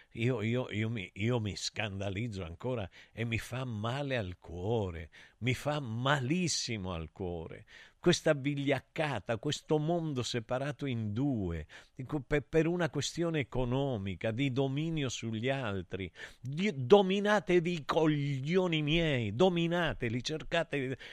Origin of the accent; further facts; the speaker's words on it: Santa Cristina d'Aspromonte, Calabria, Italy; Io sono nato a Santa Cristina da Spromonte